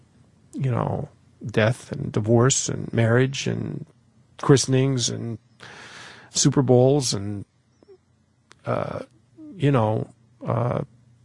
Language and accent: English; Detroit, Michigan, United States; moved away; also born or lived in Point Pleasant Beach, New Jersey; my hometown, Detroit